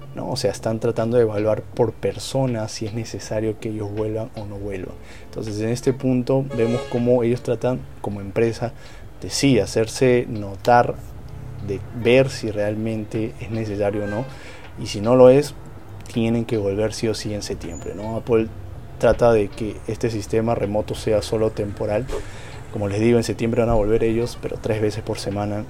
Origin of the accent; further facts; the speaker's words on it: Peru; Yo soy de Perú